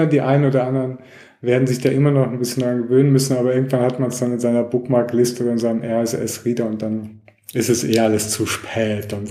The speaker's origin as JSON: {"language": "German", "country": "Germany", "said": "ich komme auch ursprünglich aus Deutschland"}